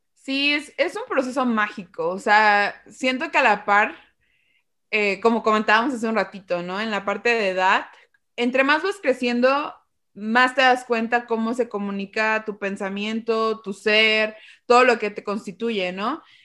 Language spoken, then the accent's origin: Spanish; Xalapa, Veracruz, Mexico; yo soy de Jalapa, y aquí es una zona muy cultural